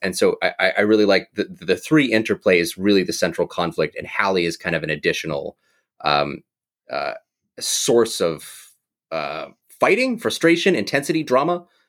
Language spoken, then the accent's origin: English; the American West, United States; I was raised in the American West, um, in a very tiny town, very isolated